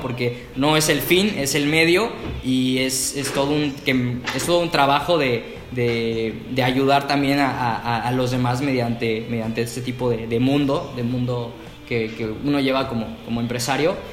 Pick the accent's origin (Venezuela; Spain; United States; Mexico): Mexico; somos mexicanos